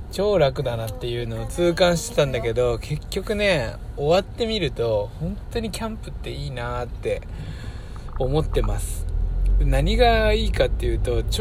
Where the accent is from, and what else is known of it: Niigata, Japan; born or raised there